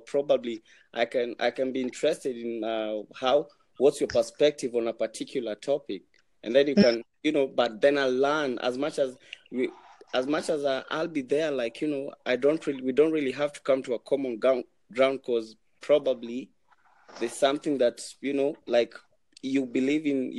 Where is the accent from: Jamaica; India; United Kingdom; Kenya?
Kenya; I'm Kenyan, I'm from Kenya.